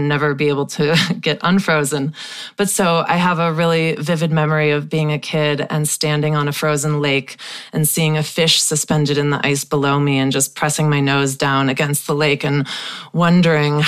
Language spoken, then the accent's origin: English; Wisconsin, United States; Growing up in Wisconsin